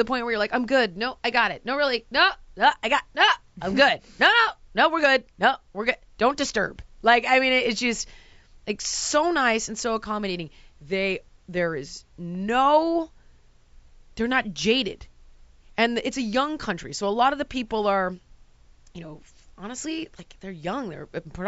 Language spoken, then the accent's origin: English; United States; I am an American.